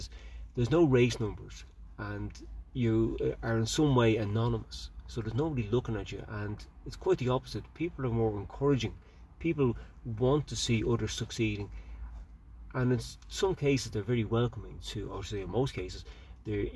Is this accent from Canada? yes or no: no; Ireland; I'm an Irish international ultra runner.